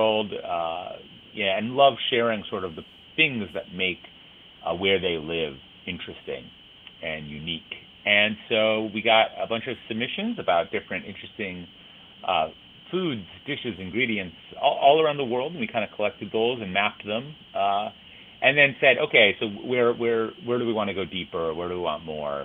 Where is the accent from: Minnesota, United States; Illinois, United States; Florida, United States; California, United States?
Minnesota, United States; Minneapolis; now in Chicago, United States; I grew up in Minneapolis in Minnesota.